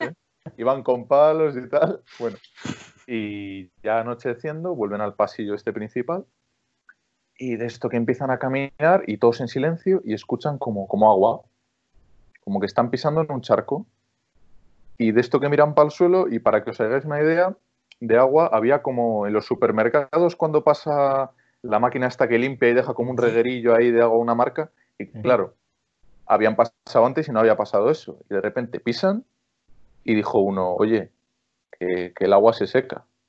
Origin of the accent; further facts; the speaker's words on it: Cervera de Pisuerga, Castile and León, Spain; en mi pueblo, aquí en Palencia, en Cervera de Pisuerga